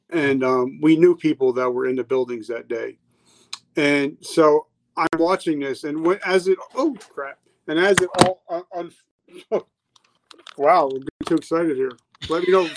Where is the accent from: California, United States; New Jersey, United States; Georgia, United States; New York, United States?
New Jersey, United States; I grew up in New Jersey